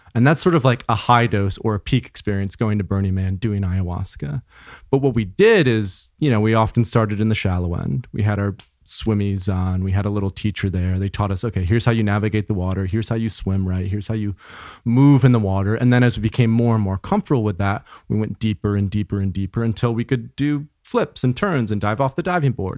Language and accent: English; Grand Rapids, Michigan, United States; I grew up in, uh, West Michigan. So Grand Rapids, small city, two hundred thousand people, suburb of Grand Rapids.